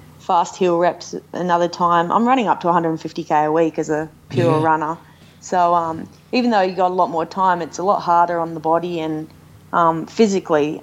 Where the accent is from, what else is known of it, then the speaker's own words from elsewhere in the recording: Australia; also born or lived in Noosa, Australia / Boulder, United States; we're both Aussie.